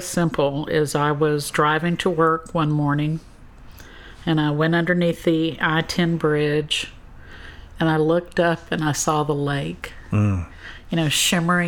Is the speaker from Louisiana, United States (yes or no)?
yes; Southwest Louisiana, United States; my hometown where I grew up. I've been able to live here